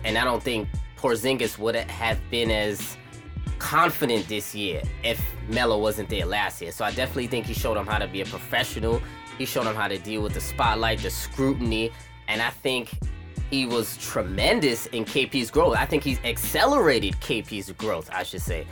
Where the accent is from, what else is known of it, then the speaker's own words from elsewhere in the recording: New York City, New York, United States; I'm from Brooklyn, New York